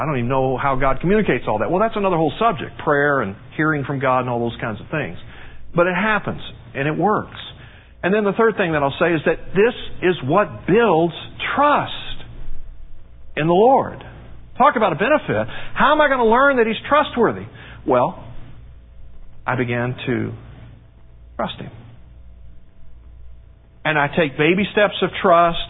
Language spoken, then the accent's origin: English; United States; being American